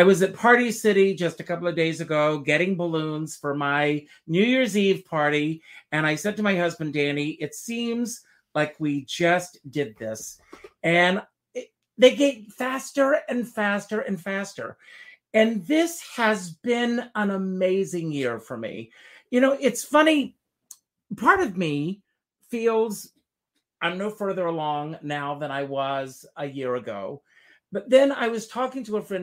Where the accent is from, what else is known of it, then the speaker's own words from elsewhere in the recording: South Carolina, United States; moved away; South Carolina, my home state